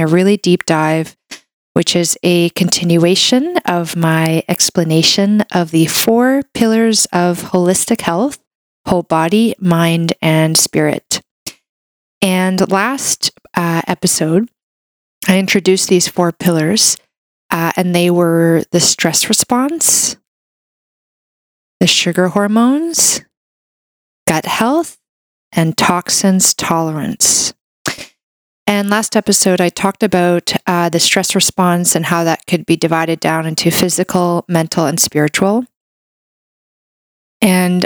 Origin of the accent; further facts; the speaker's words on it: Canada; I'm a Canadian medical doctor